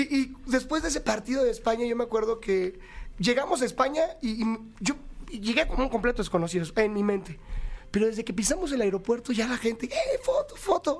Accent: Monterrey, Nuevo León, Mexico; Soy de provincia, soy de Monterrey, Nuevo León

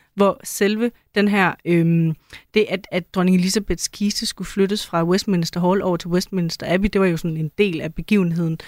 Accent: Denmark; som en dansker

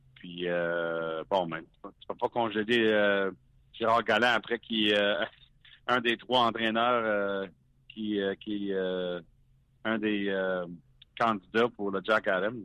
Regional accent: Hearst, Ontario, Canada; je viens du nord l'Ontario de Hearst.

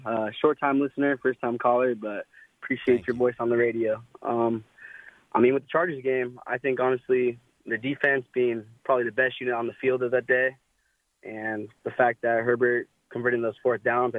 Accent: San Diego, California, United States; Man, I'm from San Diego.

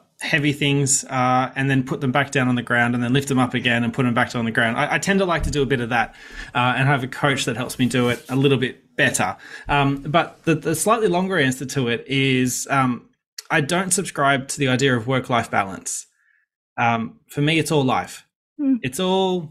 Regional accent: Sydney, New South Wales, Australia; I grew up in Western Sydney

